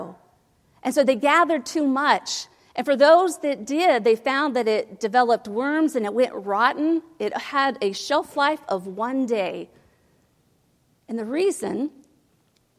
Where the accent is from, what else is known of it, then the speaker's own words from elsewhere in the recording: Ohio, United States; I grew up in Ohio.